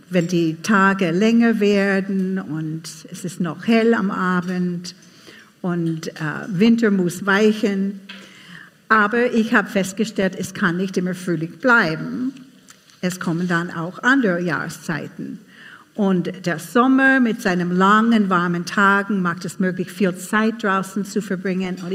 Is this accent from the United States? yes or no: yes; United States; now in Austria; aber ich bin keine Salzburgerin. Ich komme aus USA und ich habe einen Mann aus Vorarlberg geheiratet.